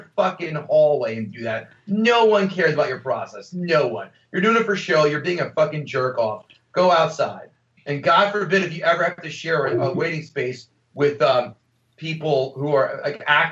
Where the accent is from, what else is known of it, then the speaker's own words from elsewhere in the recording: United States; We're Americans